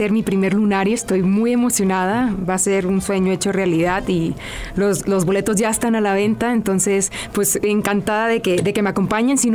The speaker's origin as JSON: {"language": "Spanish", "town": "Hermosillo", "region": "Sonora", "country": "Mexico", "moved": "yes", "lives_now": "Mexico City, Mexico", "said": "yo cuando llegué, yo soy de Hermosillo, Sonora, y cuando llegué a Ciudad de México, la vida me fue metiendo como en rollos espirituales"}